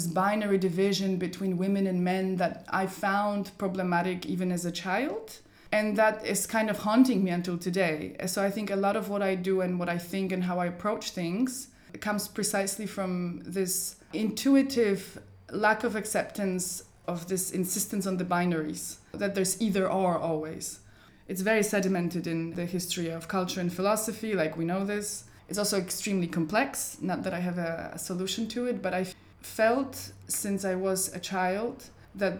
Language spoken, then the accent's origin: English; Poland; now in Berlin, Germany; it was a Polish history class because that's where I grew up in Poland